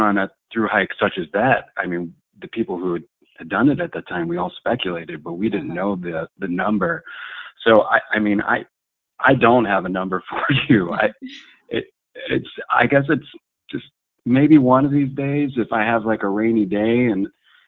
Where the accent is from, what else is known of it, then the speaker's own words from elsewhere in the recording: United States; I'm a American professional long-distance backpacker